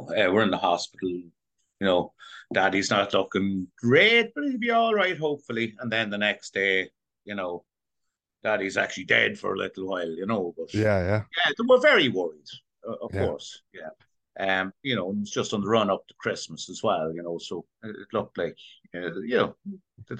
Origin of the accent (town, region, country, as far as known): County Meath, Ireland; moved away as an adult; now in New York, United States